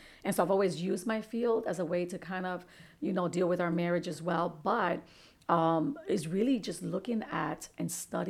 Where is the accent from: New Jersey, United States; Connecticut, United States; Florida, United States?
Connecticut, United States; Bridgeport; I was raised in Father Panic Village. So we were, you know, both coming from low socioeconomic backgrounds.